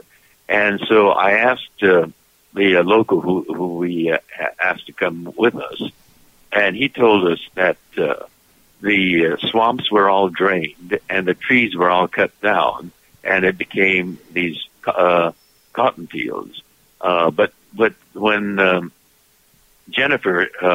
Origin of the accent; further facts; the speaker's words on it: Los Angeles, California, United States; I was born in Los Angeles